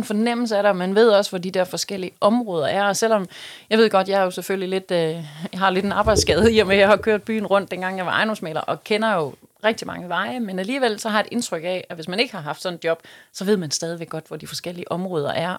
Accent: West Funen, Southern Denmark, Denmark; now in Odense, Denmark; jeg er fra Fyn. Jeg er ja. ude fra Vestfyn af oprindeligt

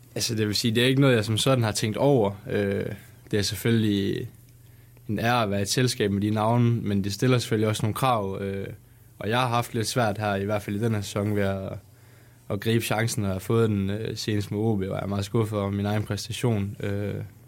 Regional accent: West Jutlander, Denmark; jeg er jo også vestjyde af sind

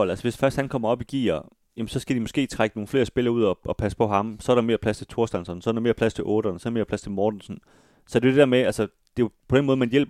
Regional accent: Galten, Central Denmark Region, Denmark; Jeg kommer også fra Galten.

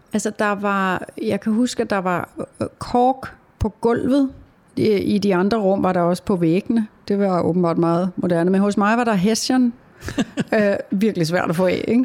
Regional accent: Taastrup, Capital Region of Denmark, Denmark; Hjemme hos mig i Tostrup, hvor jeg er vokset op med min mor, far og søster

